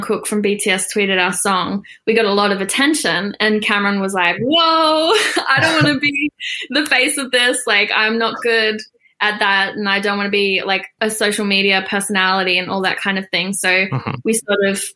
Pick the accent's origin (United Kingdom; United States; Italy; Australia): Australia; I'm Australian and I live in Australia